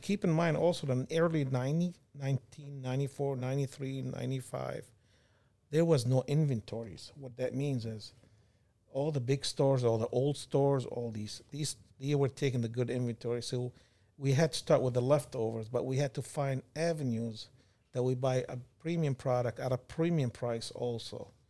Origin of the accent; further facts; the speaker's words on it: Kuwait; moved away as an adult; also born or lived in California / Michigan; now in United States; Born and raised in Kuwait.